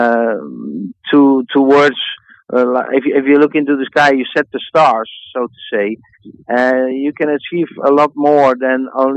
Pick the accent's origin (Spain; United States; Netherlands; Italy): Netherlands; my home country in the Netherlands